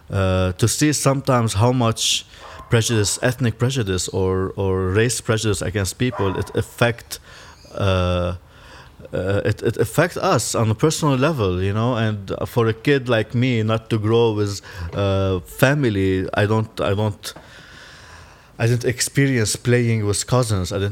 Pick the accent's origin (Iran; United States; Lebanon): Lebanon; moved away as an adult; also born or lived in Belfast, United Kingdom; I'm Lebanese, but also my father is Syrian, and uh, my father also a Muslim, and my mom is Christian. So there's already a lot of conflict just in my inner family uh, itself. And I grew up in Lebanon in, uh, during the civil war